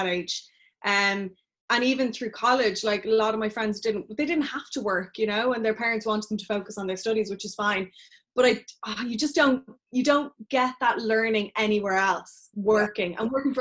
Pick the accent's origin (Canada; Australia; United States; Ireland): Ireland; Dublin, Leinster; I was born in Dublin.